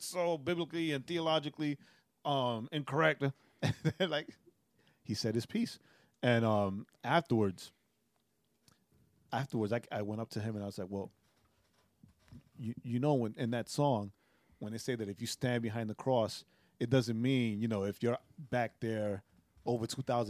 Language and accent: English; New York, United States; In Rehoboth, the church I grew up in New York, Rehoboth